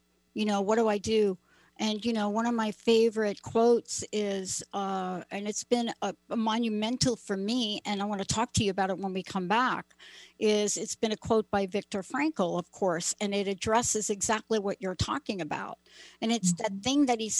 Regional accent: New York City, New York, United States; I'm from the Bronx

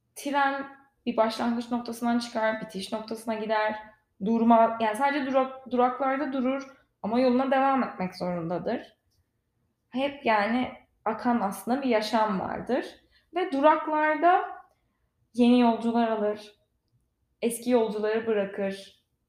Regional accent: İzmir, Turkey; moved away as an adult; also born or lived in Istanbul; now in Los Angeles, United States; ben İzmirliyim.

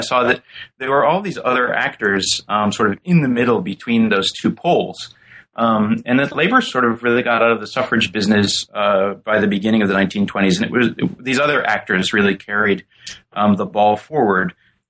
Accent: St. Louis, Missouri, United States; I came from St. Louis, which at the time during the early 1980s was a city gripped by a lot of violent crime

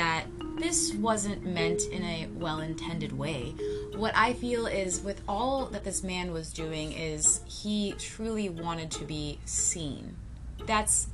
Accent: Florida, United States; as a Floridian

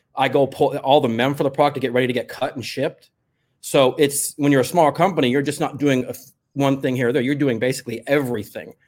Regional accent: Los Angeles, California, United States; I grew up in the San Fernando Valley

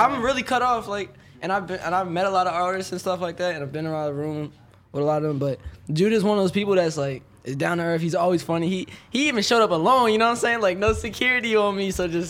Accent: East Coast, United States; East Coast. Hey, I'm from East Coast.

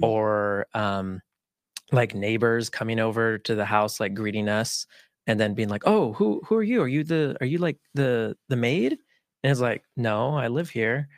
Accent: Utah, United States; first language Spanish; English is a second language; I was actually born and raised here in Utah.

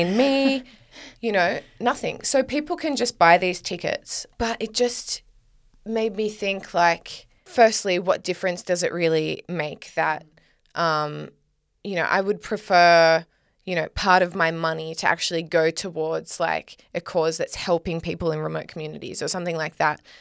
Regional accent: Australia; I'm Australian

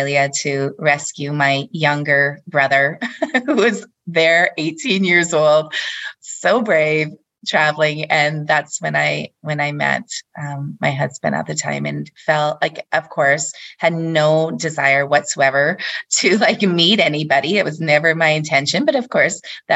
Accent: Canada; moved away as an adult; also born or lived in Denmark; we came back to Canada, it was to find more opportunity, just to come back closer to my family as well

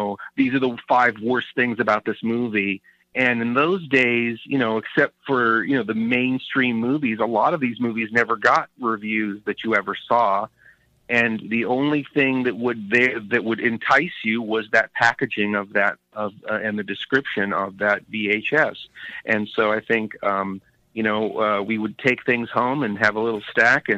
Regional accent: Sacramento, California, United States; moving to my hometown of Sacramento

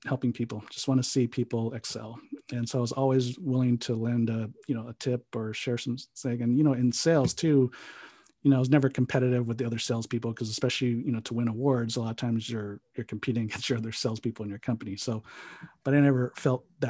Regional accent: San Jose, California, United States; also born or lived in Hawaii; now in Pasadena, United States; I was actually born on the Big Island of Hawaii. So I'm an island boy. And then my dad was a pastor, so we traveled around a few islands before we actually made our way to San Jose, California when I was 9. And then that's pretty much where I grew up

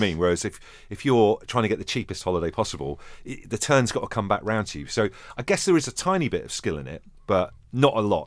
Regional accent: Merseyside, North West England, United Kingdom; I am from Merseyside

